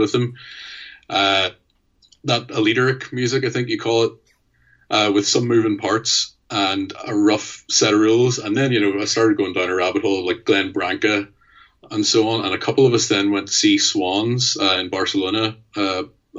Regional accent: Mid Ulster, Sperrin Mountains, Northern Ireland, United Kingdom; also born or lived in Belfast; We're all from the Mid Ulster area of Ireland, sort of in the northeast of it. And we all grew up in and around the Sperrin Mountains

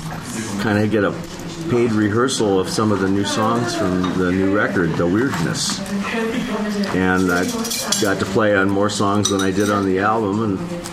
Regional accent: Grand Rapids, Michigan, United States; moved away as an adult; also born or lived in Ann Arbor, Michigan; now in California, United States; I grew up in Grand Rapids, and I went to University of Michigan

